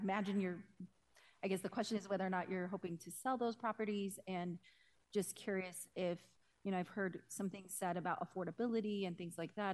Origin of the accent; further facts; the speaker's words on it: Denver, Colorado, United States; I grew up in North Denver